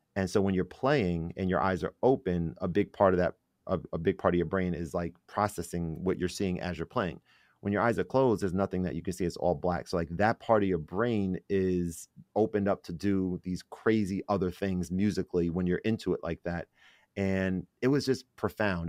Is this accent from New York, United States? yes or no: yes; New York City, New York, United States; I was born in the Bronx.